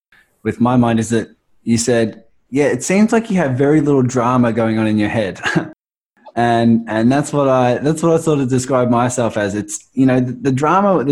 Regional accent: Australia; accent: Australian; my crazy Australian accent

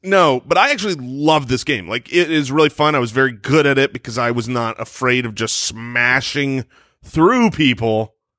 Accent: Arizona, United States; we were in Arizona

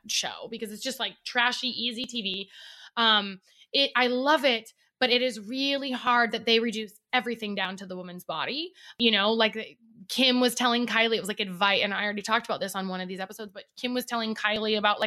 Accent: Oregon, United States; now in Arizona, United States; I'm from Oregon. We're both from Oregon.

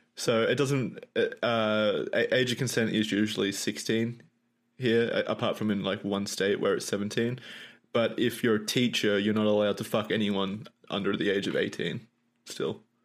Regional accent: Australia; I'm Australian

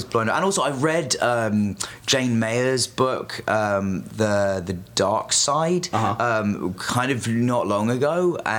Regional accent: England, United Kingdom; growing up in England

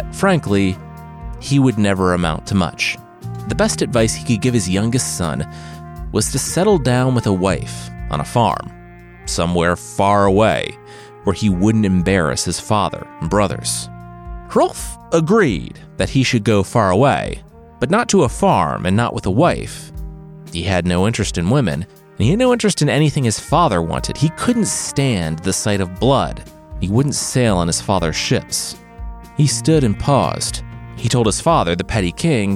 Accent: Midwest, United States; I'm from the Midwest.

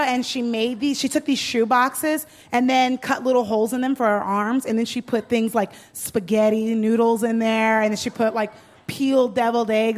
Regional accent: Southern California, United States; I'm literally from Southern California.

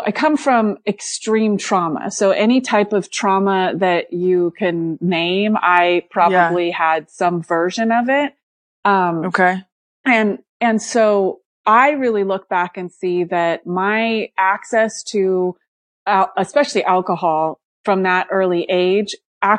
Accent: Santa Cruz, California, United States; also born or lived in Alaska; I grew up in Santa Cruz, California

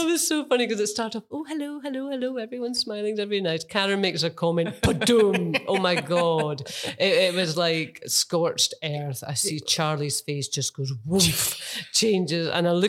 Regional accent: England, United Kingdom; moved away as an adult; now in Melbourne, Australia; Born and bred in England, left all my friends behind, but I'm spending the last years of my life on the other side of the world.

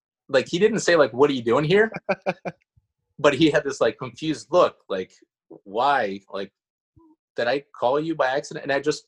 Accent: Curitiba, Paraná, Brazil; English is a second language; moved away as an adult; also born or lived in Florida / California; now in United States; I'm from Brazil. I'm from Curitiba, which is in the very south part of Brazil

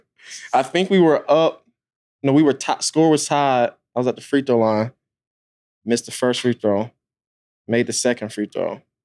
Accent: Atlanta, Georgia, United States; I pretty much grew up, like, right outside of Atlanta

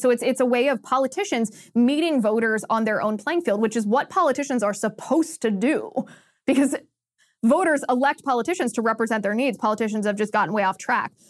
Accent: Ohio, United States; moved away; in Ohio, this is my home state

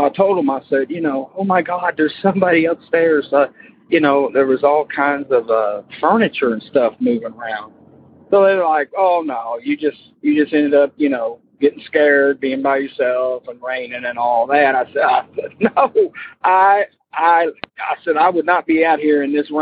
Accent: Florida, United States; moved away as an adult; now in Kentucky, United States; I'm from Kentucky, but we moved to Florida and when I was like 8, and I grew up there, but now I'm back in Kentucky

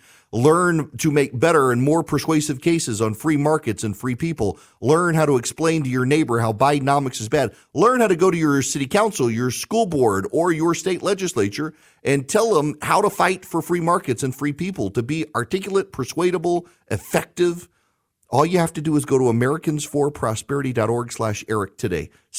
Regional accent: Dubai, United Arab Emirates; I grew up in Dubai.

